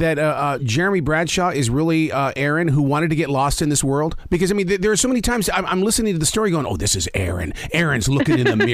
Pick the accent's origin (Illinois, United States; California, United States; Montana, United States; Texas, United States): Montana, United States; now in Carolinas, United States; I'm from Montana.